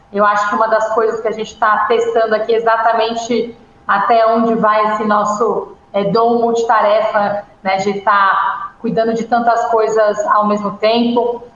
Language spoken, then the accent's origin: Portuguese; São Paulo, Brazil; eu nasci na Vila das Belezas, em Campo Limpo, aqui em São Paulo